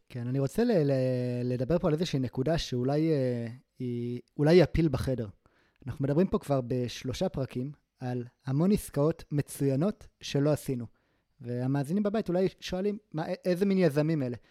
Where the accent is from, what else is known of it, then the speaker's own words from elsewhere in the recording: Gaza Envelope, Southern District, Israel; moved away; also born or lived in Tel Aviv; אני גדלתי בעוטף עזה